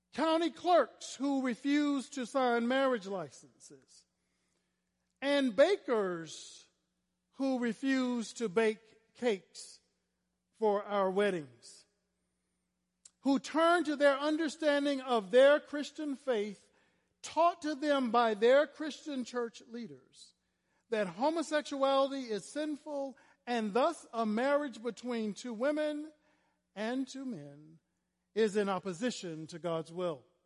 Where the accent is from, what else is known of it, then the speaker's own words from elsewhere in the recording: Florida, United States; I was a little black gay boy growing up in Florida